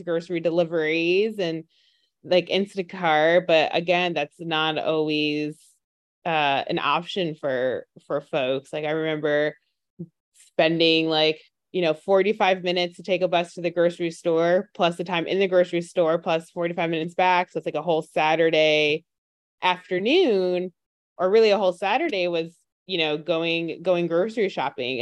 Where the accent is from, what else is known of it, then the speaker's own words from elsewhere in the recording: New York, United States; I'm from New York, and I don't know, bodegas, they're just essentially like your convenience market, but I always grew up saying bodega